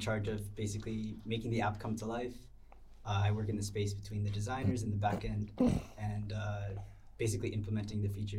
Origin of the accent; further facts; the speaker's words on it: Los Angeles, California, United States; I'm from sunny Los Angeles, USA.